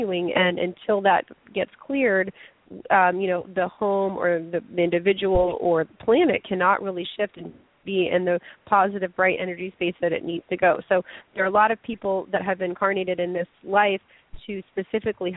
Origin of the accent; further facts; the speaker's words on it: Lafayette, Colorado, United States; moved away as an adult; also born or lived in China; my street in Lafayette, Colorado, which is my hometown